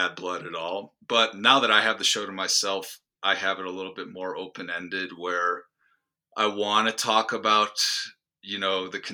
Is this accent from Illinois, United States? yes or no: yes; Chicago, Illinois, United States; I grew up outside of Chicago, same area as you, Alex